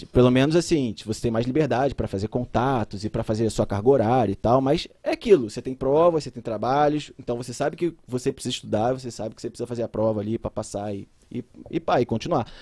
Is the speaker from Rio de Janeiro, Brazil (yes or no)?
yes; Rio de Janeiro, Brazil; born or raised there; also born or lived in Belo Horizonte